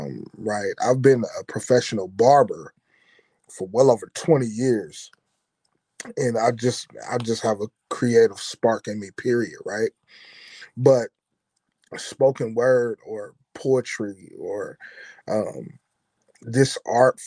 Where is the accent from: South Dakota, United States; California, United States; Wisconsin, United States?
Wisconsin, United States; Milwaukee; I'm from Milwaukee, Wisconsin.